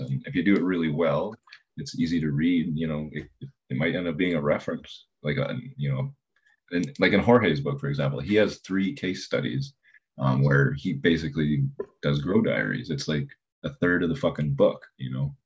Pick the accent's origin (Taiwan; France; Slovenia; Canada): Canada; as a Canadian